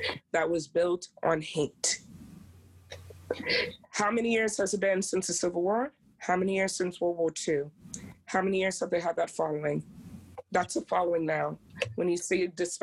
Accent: United States; now in Maryland, United States; I am African American

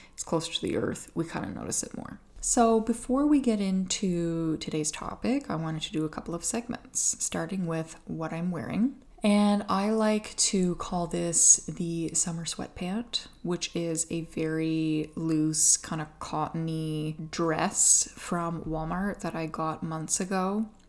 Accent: Atlantic Canada, Canada; I'm from Atlantic Canada

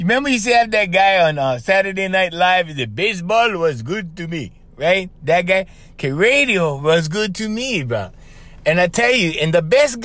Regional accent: Kauai, Hawaii, United States; I'm from Kauai.

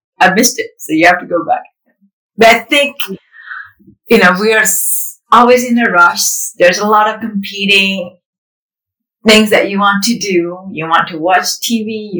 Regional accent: Indonesia; English is a second language; now in United States; I grew up in Indonesia

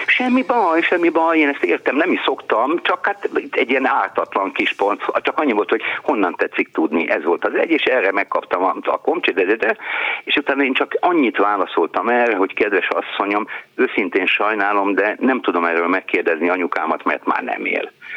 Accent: Császár, Komárom-Esztergom, Hungary; moved away; a gyerekkorom az nem Toldon, de Császáron telt

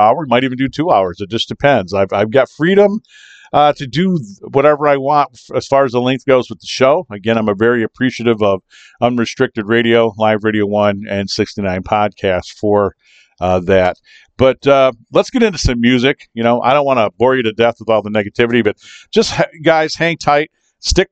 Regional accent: Kalamazoo, Michigan, United States; coming to you from Kalamazoo, Michigan. Yes, that's right, my hometown, Kalamazoo, Michigan / Portage

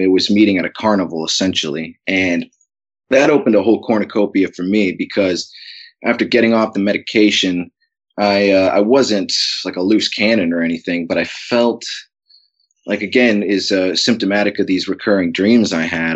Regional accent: Alaska, United States; growing up in Alaska, uh, from an early age

